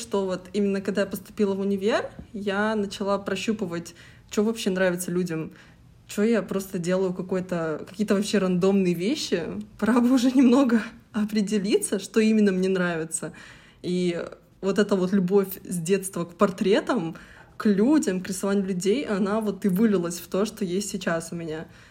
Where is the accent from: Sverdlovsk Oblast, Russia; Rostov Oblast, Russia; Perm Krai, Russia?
Sverdlovsk Oblast, Russia; Yekaterinburg; я самородом из Екатеринбурга